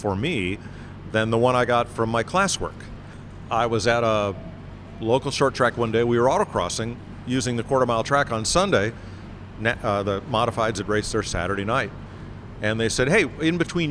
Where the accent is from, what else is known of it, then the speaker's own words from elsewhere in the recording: north of Hartford, central Connecticut, United States; the Mercury dealer next to my hometown in central Connecticut, north of Hartford